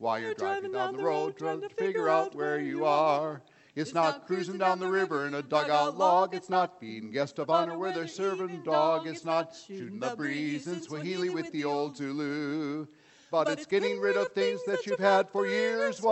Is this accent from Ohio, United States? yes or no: yes; Cleveland, Ohio, United States; moved away as an adult; now in Japan; I was actually born and raised in Cleveland, Ohio